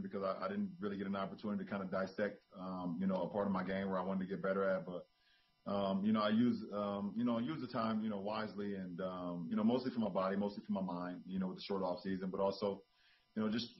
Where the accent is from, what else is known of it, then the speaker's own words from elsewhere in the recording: Akron, Ohio, United States; my upbringing growing up in Akron, Ohio